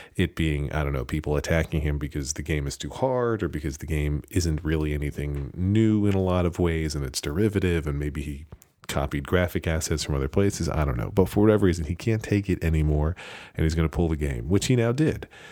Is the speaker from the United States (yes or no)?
yes; United States; I'm American